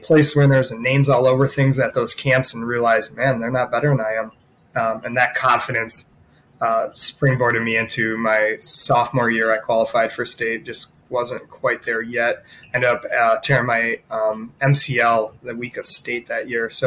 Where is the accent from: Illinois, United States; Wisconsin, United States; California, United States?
Wisconsin, United States; Monroe; my family and I moved to Monroe when I was in second grade